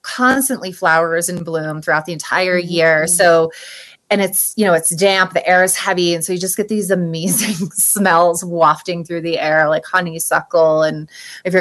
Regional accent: New York, United States; moved away as an adult; now in Colorado, United States; living in New York City for 13 years and growing up in New York

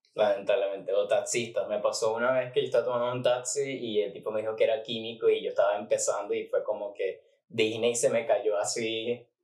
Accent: Maracay, Aragua, Venezuela; yo tenía que viajar de Maracay a Valencia

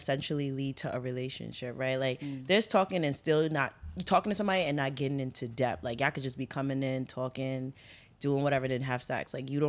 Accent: New York City, New York, United States; I'm from Harlem, New York. You know, shout out to Harlem.

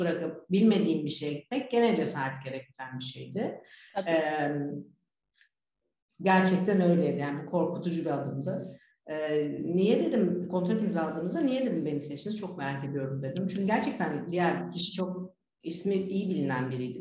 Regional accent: Turkey; moved away as an adult; also born or lived in Netherlands; now in Fethiye, Turkey; kendi memleketime gidip gelebileceğim

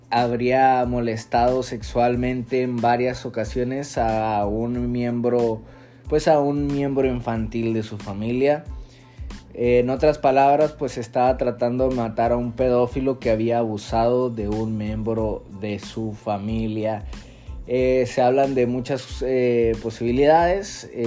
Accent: Mexico; alrededor de, de pues lo cercano a, a nosotros como mexicanos o mexicoamericanos.

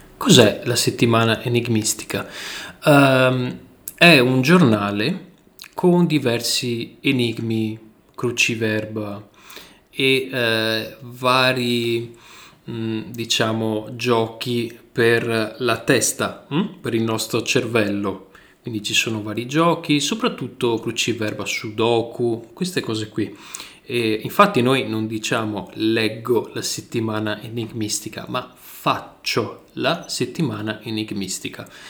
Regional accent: northern Italy, Italy; accent: northern Italian; Io ho un accento, ho un accento del nord Italia

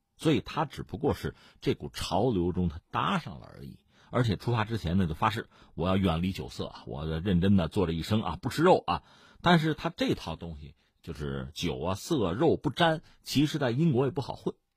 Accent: China; 我们中国人

